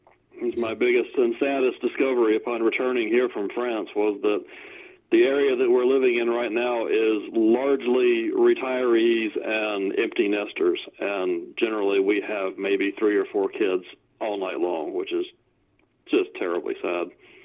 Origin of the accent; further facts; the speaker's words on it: Welcome, North Carolina, United States; Welcome, North Carolina. And, yes, it really is named that.